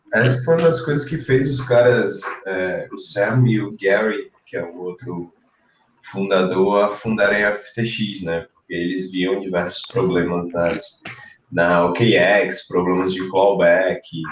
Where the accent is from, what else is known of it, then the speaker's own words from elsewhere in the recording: Paraíba, Brazil; moved away; also born or lived in Ceará / São Paulo / France; eu nasci no Ceará, é, fui criado na Paraíba e depois fui vim para São Paulo